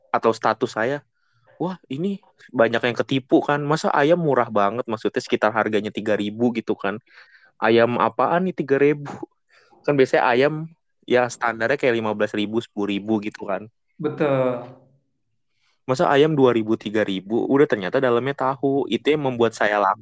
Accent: Depok, West Java, Indonesia; gorengan khas sini, khas Depok, khas kota saya Depok

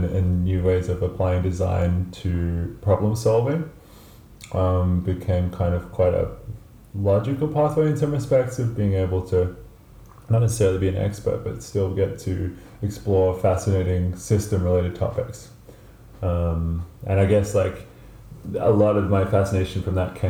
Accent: Melbourne, Victoria, Australia; moved away; I'm from Melbourne, Australia, originally

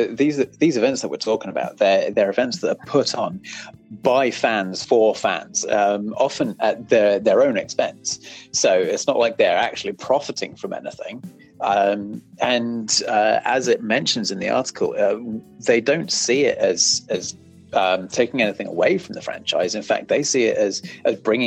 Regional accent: United Kingdom; I'm British

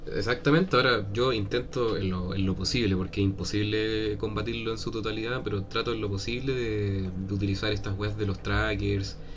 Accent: Peñalolén, Santiago Metropolitan Region, Chile; Soy de Peñalolén

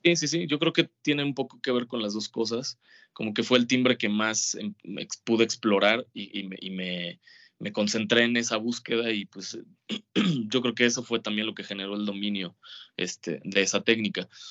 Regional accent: Mazatlán, Sinaloa, Mexico; Yo vivía en Mazatlán, en eh, mi infancia, toda mi infancia, años viví en Mazatlán.

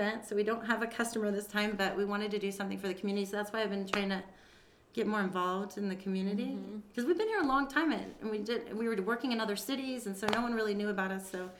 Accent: Kansas City, United States; moved away as an adult; now in Las Vegas, United States; I'm from Kansas City, yeah.

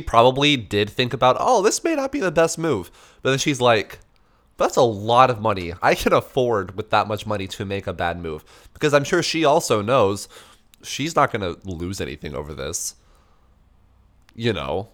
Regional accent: Albuquerque, New Mexico, United States; now in Washington, United States; I'm from Albuquerque

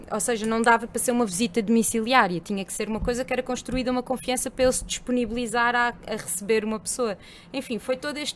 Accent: Elvas, Alentejo, Portugal; moved away; also born or lived in Coimbra; Não, sou alentejana.

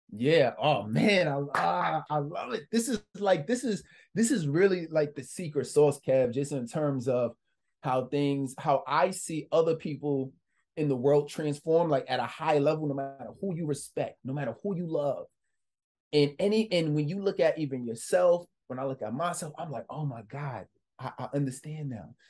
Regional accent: New York City, New York, United States; I'm just a kid from the Bronx, New York.

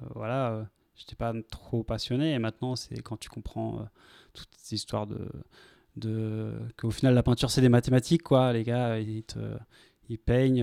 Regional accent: Vendôme, Centre-Val de Loire, France; ma ville natale, à Vendôme

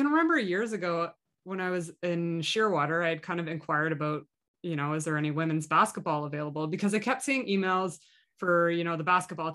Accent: Halifax, Nova Scotia, Canada; moved away; I'm from Halifax originally

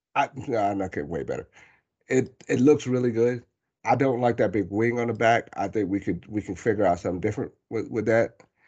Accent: Ellery, South Carolina, United States; moved away; I grew up partially in Ellery, South Carolina.

